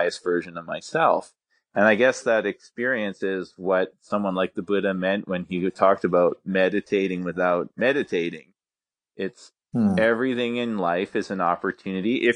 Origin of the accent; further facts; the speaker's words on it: Calgary, Alberta, Canada; I grew up in a city called Calgary, but in Canada, here in Alberta